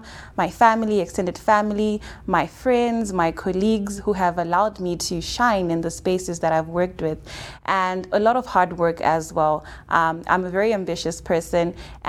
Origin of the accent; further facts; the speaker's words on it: Zimbabwe; moved away as an adult; also born or lived in Cape Town, South Africa; I'm from Zimbabwe